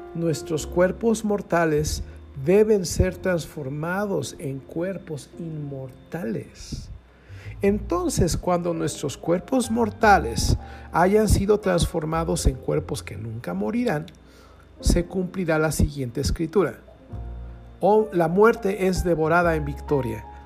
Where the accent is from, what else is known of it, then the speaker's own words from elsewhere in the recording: Querétaro, Mexico; los que somos de Querétaro